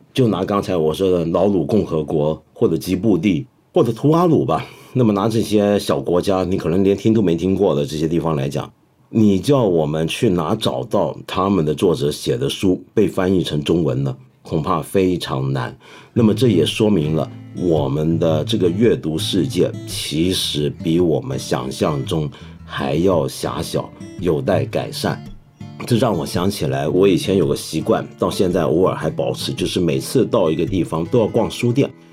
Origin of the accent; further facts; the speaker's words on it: China; 我们中国人